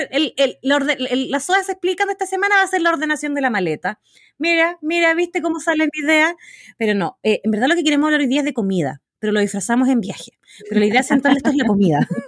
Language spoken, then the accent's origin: Spanish; Magallanes and Chilean Antarctica, Chile; moved away; yo soy de Magallanes